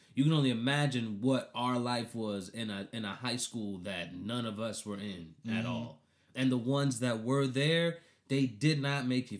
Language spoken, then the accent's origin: English; Colombia; Cause I grew up in Colombia.